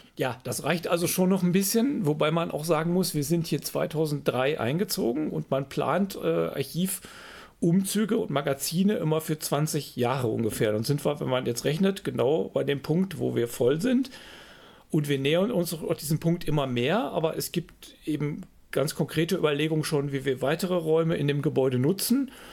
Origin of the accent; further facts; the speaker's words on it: Freiberg, Saxony, Germany; moved away as an adult; also born or lived in Iserlohn; Wir hatten einen tollen Geschichtslehrer im Gymnasium in, in Freiberg, meiner Heimatstadt.